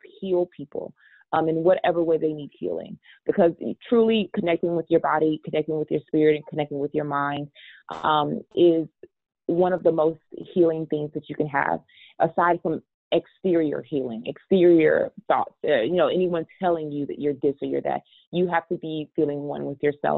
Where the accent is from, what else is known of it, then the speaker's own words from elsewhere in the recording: Texas, United States; I come from Texas, and you know, a lot of my family members have diabetes